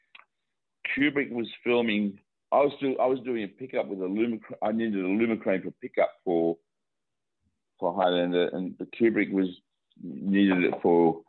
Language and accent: English; Australia; I'm Australian